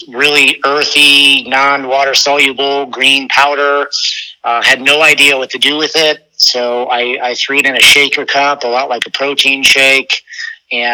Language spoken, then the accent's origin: English; Ohio, United States; moved away as an adult; now in Florida, United States; I'm from Ohio